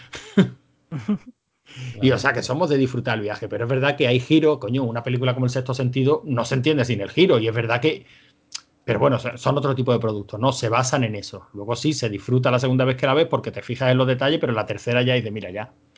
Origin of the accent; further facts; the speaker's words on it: Spain; somos españoles